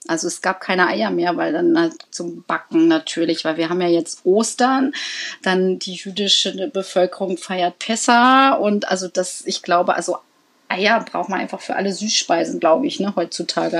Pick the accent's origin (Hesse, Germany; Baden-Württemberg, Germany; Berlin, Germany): Berlin, Germany; ich komme auch aus Berlin